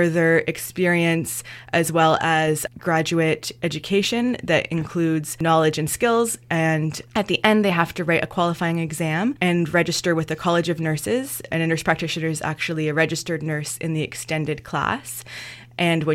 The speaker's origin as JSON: {"language": "English", "region": "Northern Ontario", "country": "Canada", "also_born_or_lived": "Dawson City, Yukon", "moved": "as an adult", "lives_now": "Kingston, Canada", "said": "I'm from Northern Ontario originally"}